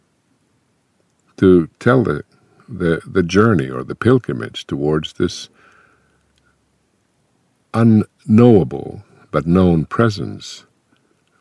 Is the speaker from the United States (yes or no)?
no; Finland; first language Finnish; English is a second language; my native language, Finnish